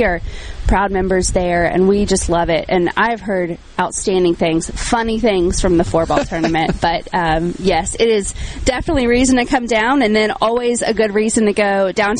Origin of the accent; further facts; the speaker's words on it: Nashville, Tennessee, United States; I'm from Nashville, so I know a little bit of humidity